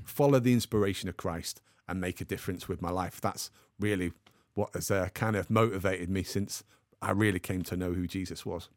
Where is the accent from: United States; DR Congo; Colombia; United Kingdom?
United Kingdom; the Midlands, England; now in Manchester, United Kingdom; I was actually born in the Midlands, but now live in Manchester.